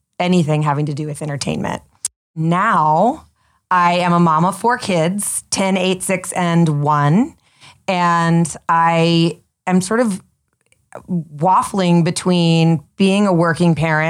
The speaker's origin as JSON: {"language": "English", "town": "Atlanta", "region": "Georgia", "country": "United States", "tie": "born or raised there", "said": "both of us growing up in Atlanta"}